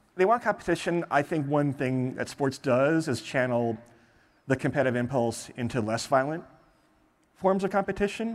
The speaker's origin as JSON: {"language": "English", "region": "Michigan", "country": "United States", "said": "I'm from Michigan."}